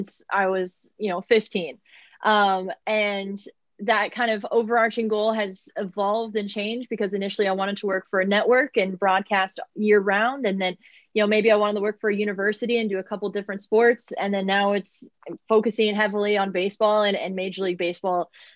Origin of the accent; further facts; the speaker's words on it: Texas, United States; I'm from Texas